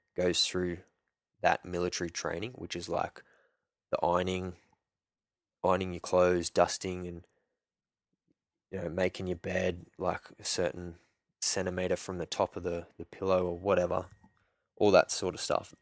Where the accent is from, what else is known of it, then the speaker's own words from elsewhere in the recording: Sydney, New South Wales, Australia; moved away as an adult; I grew up in Sydney, north, northwest ish, Sydney. Um, Castle Hill, Barrow, Hornsby kind of area.